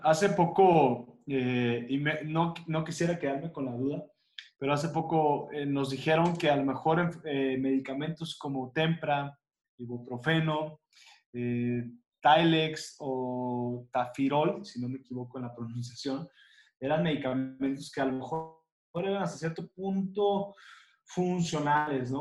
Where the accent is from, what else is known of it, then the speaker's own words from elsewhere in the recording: Mexico; nosotros como mexicanos